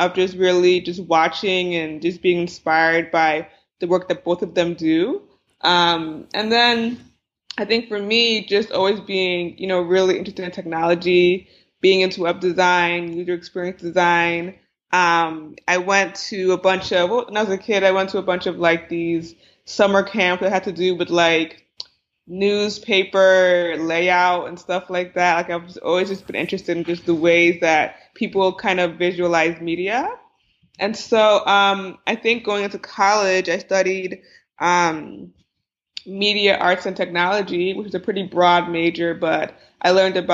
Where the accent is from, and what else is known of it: New Jersey, United States; born or raised there